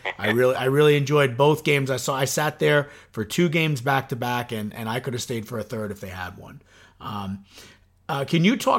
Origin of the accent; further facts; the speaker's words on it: Suffern, New York, United States; as a kid growing up in Suffren